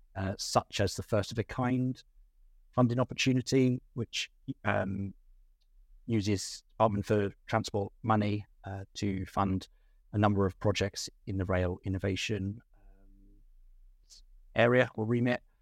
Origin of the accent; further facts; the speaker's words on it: Ashford, South East England, United Kingdom; I grew up in Ashford in Kent, um, in the southeast of England.